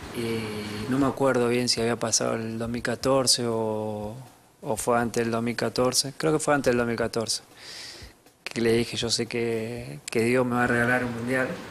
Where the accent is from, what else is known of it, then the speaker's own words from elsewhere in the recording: Argentina; now in Paris, France; cuando volvimos a Argentina